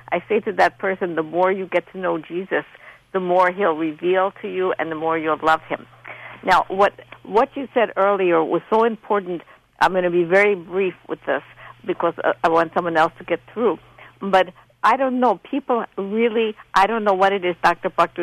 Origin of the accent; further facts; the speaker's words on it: Poland; English is a second language; moved away; I learned how to speak English. I'm from Poland.